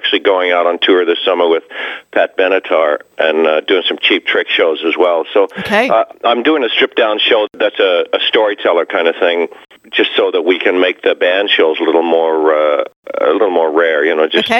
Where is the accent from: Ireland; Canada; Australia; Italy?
Australia; now in United States; I came over here from Australia in 1971, and I used to live about two blocks from where the star is now.